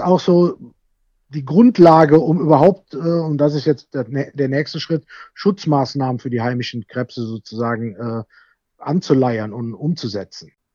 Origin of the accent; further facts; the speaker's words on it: Bad Münstereifel, North Rhine-Westphalia, Germany; ich komme ja aus Bad Münstereifel